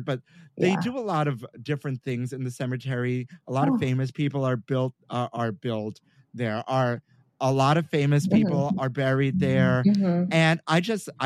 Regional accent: New York City, New York, United States; I'm born and raised in Brooklyn.

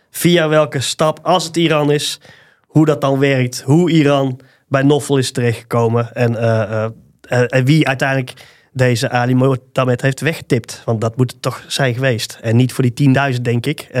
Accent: Tilburg, North Brabant, Netherlands; een overtuigd Tilburger.

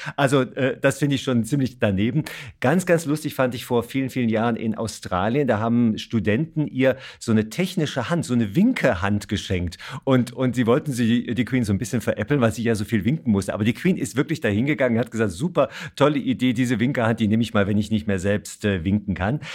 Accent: Germany; bei uns in Deutschland

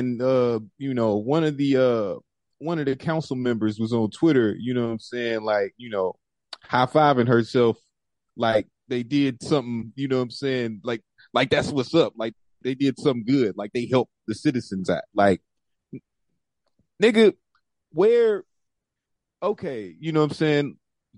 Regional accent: St. Louis, Missouri, United States; moved away as an adult; now in Washington, United States; I came here from St. Louis in 2009 to DC, that is

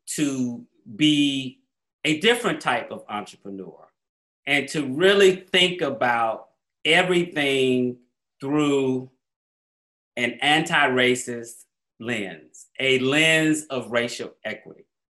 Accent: Atlanta, Georgia, United States; moved away as an adult; also born or lived in New Orleans; I grew up in Black Atlanta.

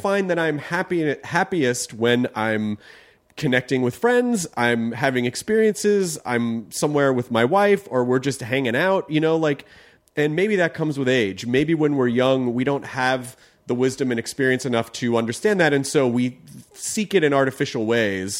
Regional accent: the South, United States; I grew up in the South

